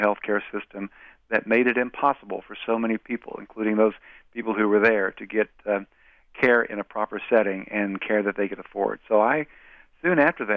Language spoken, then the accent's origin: English; Wise County, Virginia, United States; moved away; my hometown newspaper